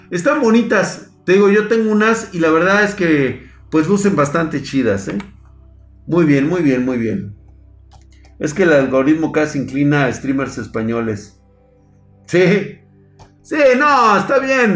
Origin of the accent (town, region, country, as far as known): Mexico